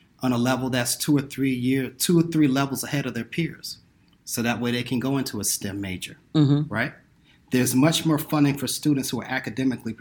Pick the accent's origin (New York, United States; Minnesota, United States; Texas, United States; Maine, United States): New York, United States; New York City; now in Silicon Valley, United States; I happen to live in Silicon Valley. I grew up in New York City